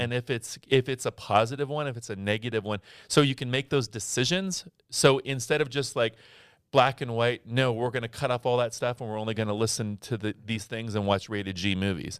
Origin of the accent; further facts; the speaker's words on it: Scottsdale, Arizona, United States; in high school, I was in, I was in Scottsdale, Arizona.